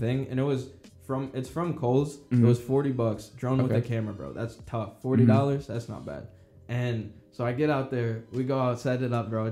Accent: St. Louis, Missouri, United States; we're from St. Louis, so it's kind of a big city

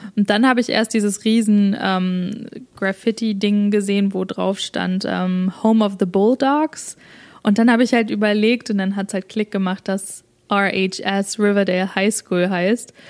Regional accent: Germany; now in Canada; wir sind ja beide Deutsche

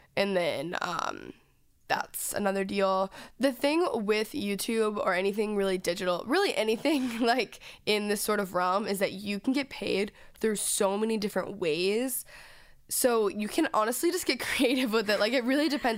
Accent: Dallas, Texas, United States; moved away; I'm from Dallas

